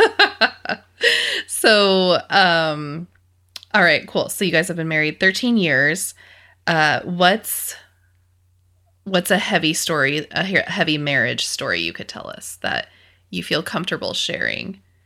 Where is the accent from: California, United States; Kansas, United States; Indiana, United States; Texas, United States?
Kansas, United States; western; moved away; my hometown's very similar to your hometown. like farming routes. Um, there's a lot of cattle in western Kansas